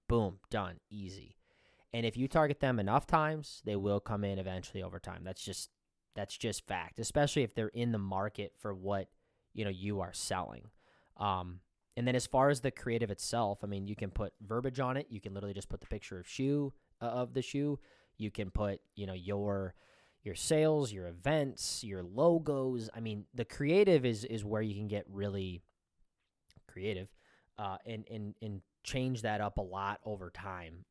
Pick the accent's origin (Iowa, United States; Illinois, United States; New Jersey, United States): Iowa, United States; we're from Iowa